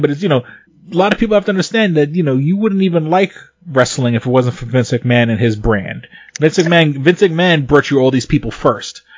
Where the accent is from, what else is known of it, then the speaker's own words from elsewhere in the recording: United States; I'm American